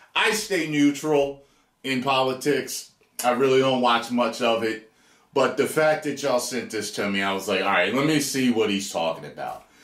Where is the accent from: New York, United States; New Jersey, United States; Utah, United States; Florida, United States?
New Jersey, United States; Atlantic City; We're both from Jersey, Jersey boys, Atlantic City